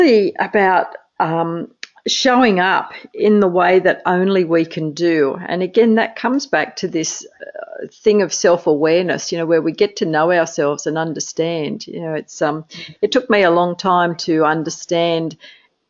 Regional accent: Australia; as an Australian

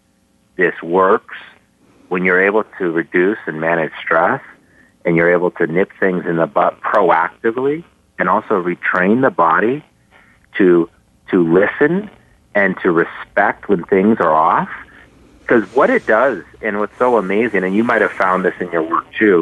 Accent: Boulder, Colorado, United States; growing up in Boulder

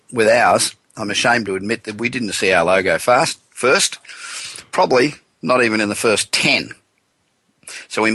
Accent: Los Angeles, California, United States; from my hometown of Los Angeles

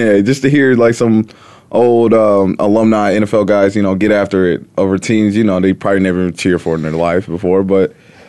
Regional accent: Midwest, United States; I'm coming from the Midwest.

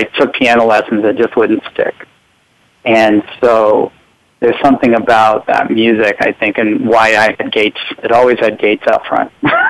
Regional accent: Florida, United States; I grew up in Florida

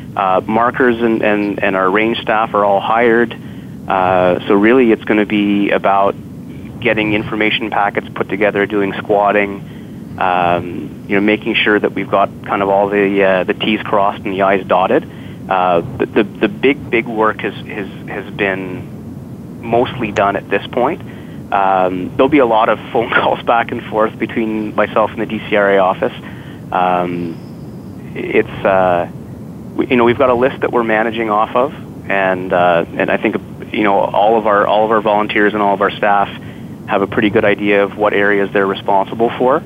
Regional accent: Ottawa, Ontario, Canada; born and raised in Ottawa

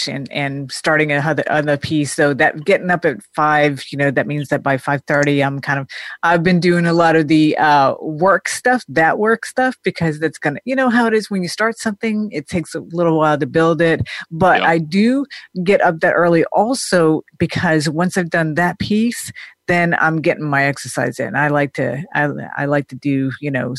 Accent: Denmark; now in United States; growing up in Denmark

